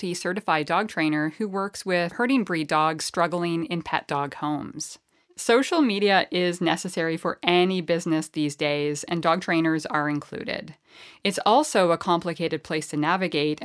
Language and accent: English; Canada; accent: Canadian; my Canadian accent comes out a bit.